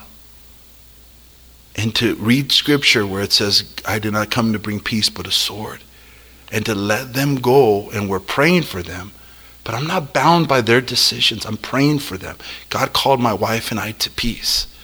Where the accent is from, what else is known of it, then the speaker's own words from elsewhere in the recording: El Monte, California, United States; I am a kid from El Monte